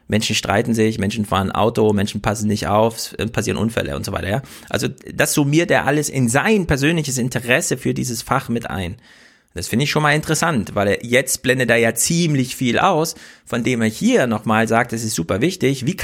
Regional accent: Germany; Ich bin ja kein Amerikaner, aber ein Deutscher

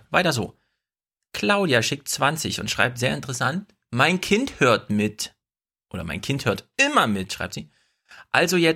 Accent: North Rhine-Westphalia, Germany; wenn so viele aus OWL dabei sind, fühle ich mich als stolzer Ostwestfale auch verpflichtet.

